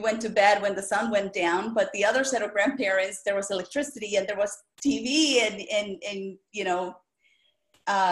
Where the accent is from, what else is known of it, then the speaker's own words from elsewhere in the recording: El Salvador; English is a second language; moved away; I was born and raised in El Salvador, and that's the smallest country in Central America